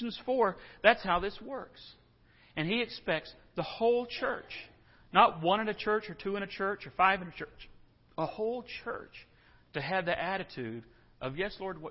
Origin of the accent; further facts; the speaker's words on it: San Angelo, Texas, United States; I grew up in San Angelo